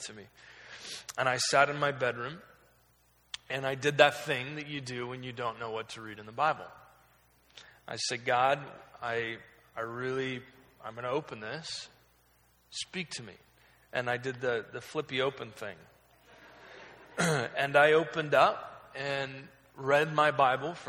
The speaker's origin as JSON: {"language": "English", "region": "Oregon", "country": "United States", "tie": "born or raised there", "said": "I was raised in Oregon. I was kind of lived there my entire life"}